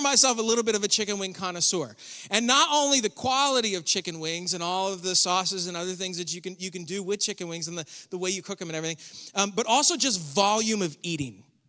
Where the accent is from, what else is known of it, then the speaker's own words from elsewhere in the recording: near Buffalo, New York, United States; I was born and raised near Buffalo, the home of the chicken wing